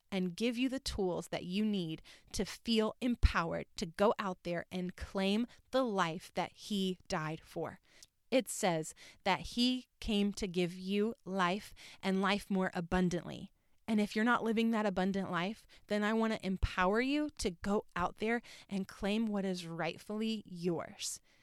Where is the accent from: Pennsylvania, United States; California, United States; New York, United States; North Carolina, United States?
North Carolina, United States; moved away as an adult; also born or lived in Orlando; I was born and raised in North Carolina.